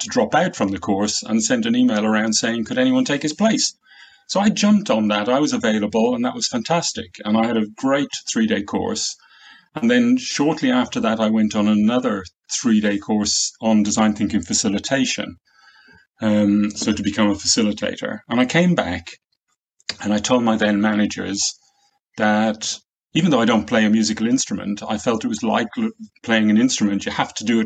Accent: Ireland; moved away as an adult; now in Warwickshire, United Kingdom; I grew up in Ireland near the sea

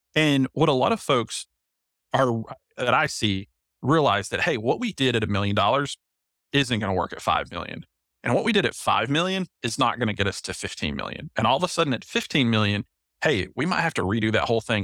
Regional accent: Knoxville, Tennessee, United States; I'm from Knoxville, Tennessee

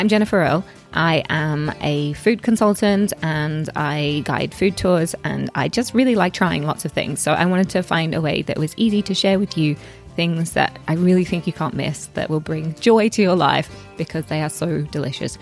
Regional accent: Australia; now in London, United Kingdom; I grew up in Australia

